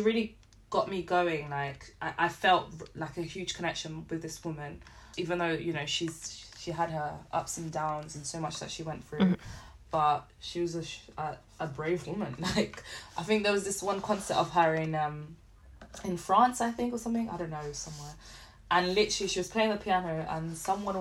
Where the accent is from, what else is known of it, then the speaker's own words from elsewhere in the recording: London, United Kingdom; also born or lived in Liverpool; I grew up in London, you have everyone from everywhere